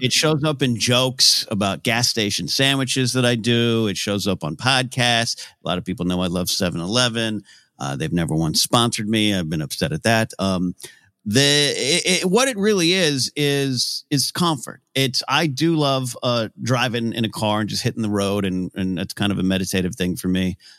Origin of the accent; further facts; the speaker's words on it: Pismo Beach, California, United States; moved away; also born or lived in Los Angeles; my hometown area, uh, Pismo Beach, famous for clams